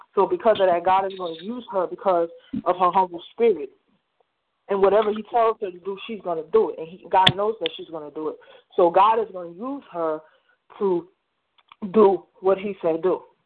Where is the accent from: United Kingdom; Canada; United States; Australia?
United States; New Jersey; I'm from New Jersey